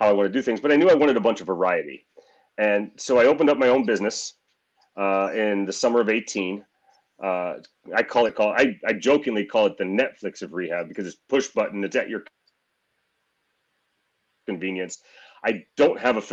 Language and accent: English; Missouri, United States; I'm born and raised in Missouri.